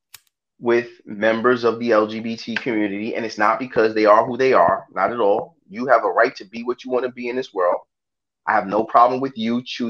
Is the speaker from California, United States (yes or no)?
no; New York City, New York, United States; I was born in Brooklyn.